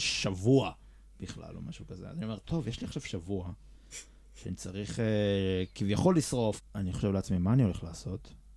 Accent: Israel

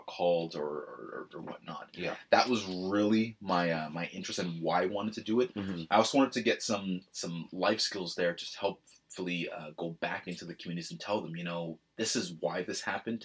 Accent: Toronto, Ontario, Canada; growing up in Scarborough

